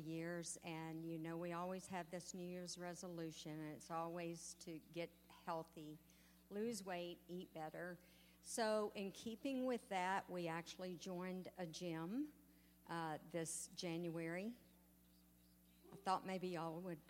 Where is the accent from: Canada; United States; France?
United States; East Texas; growing up in East Texas, we had a wonderful school